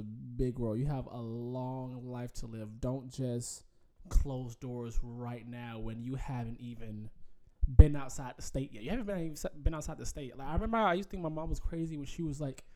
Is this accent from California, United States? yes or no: no; Atlanta, Georgia, United States; growing up in Atlanta